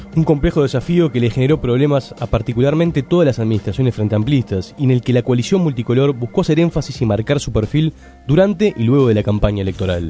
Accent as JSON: {"language": "Spanish", "country": "Uruguay", "said": "lo peor que podríamos hacer como uruguayos"}